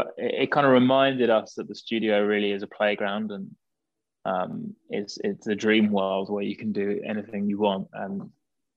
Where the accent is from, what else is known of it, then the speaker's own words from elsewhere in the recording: near Brighton, South East England, United Kingdom; We grew up around this kind of whole, seaside area, really